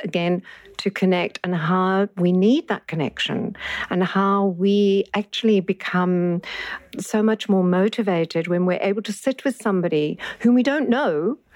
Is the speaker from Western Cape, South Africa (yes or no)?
yes; Bloubergstrand, Western Cape, South Africa; I come from Bloberg